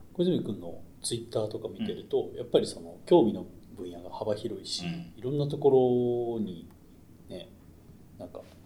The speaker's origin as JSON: {"language": "Japanese", "town": "Maebashi", "region": "Gunma", "country": "Japan", "tie": "born or raised there", "moved": "as an adult", "lives_now": "Tokyo, Japan", "said": "群馬県前橋市で生まれ育って、はい18まで"}